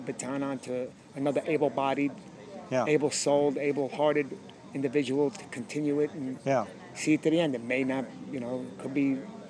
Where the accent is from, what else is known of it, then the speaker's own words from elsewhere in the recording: New York City, New York, United States; I'm from Brooklyn.